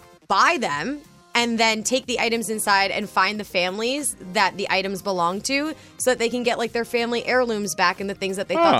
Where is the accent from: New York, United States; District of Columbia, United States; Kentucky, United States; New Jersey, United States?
New Jersey, United States; I'm from Jersey